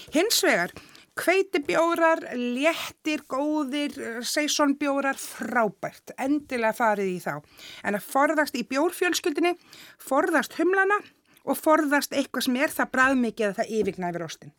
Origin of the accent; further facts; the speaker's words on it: Iceland; við sem Íslendingar